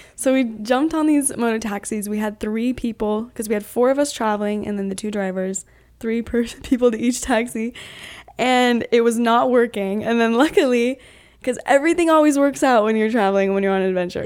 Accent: Utah, United States; I'm from Utah

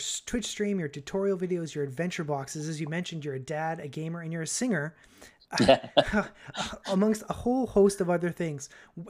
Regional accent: Canada; being Canadian

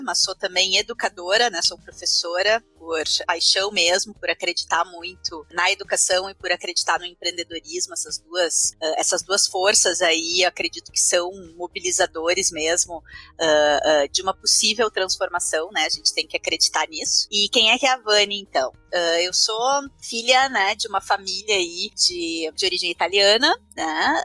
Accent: Esteio, Rio Grande do Sul, Brazil; nasci lá, né? Fui uma criança que nasceu, cresceu na década de 80

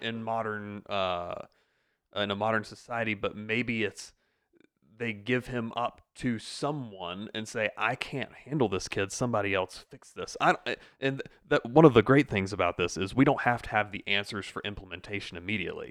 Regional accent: upstate South Carolina, United States; I am an upstate South Carolina native. I was actually born here

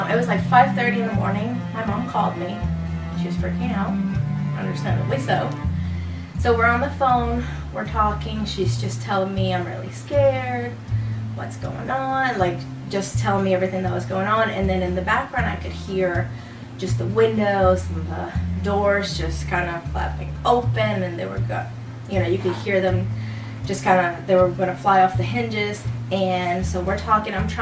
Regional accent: Puerto Rico; moved away; I am from Puerto Rico. So my whole family's living over there.

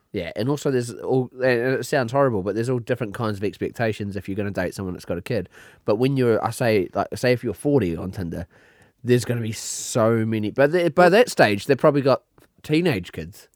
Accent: New Zealand; accent: New Zealand; moved away; I had a New Zealand accent

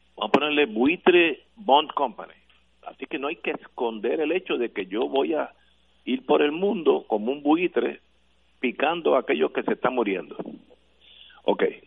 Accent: Puerto Rico; como buenos puertorriqueños que somos todos

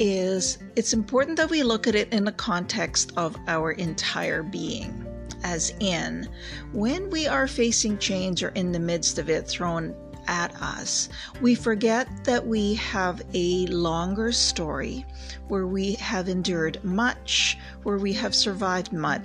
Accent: Canada; I have lived across Canada and practiced in several provinces. There you go. I'm Canadian

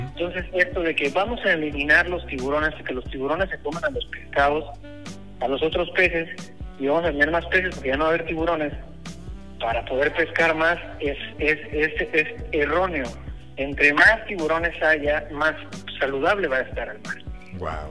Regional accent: Veracruz, Mexico; yo nací en Veracruz, yo soy de Veracruz.

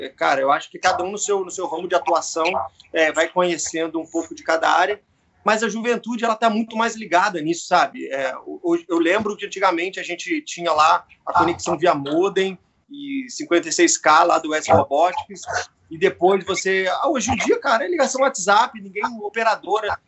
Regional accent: Brazil; also born or lived in Rio de Janeiro; now in São Paulo, Brazil; na igreja onde, onde eu fui criado, em Vila Maria

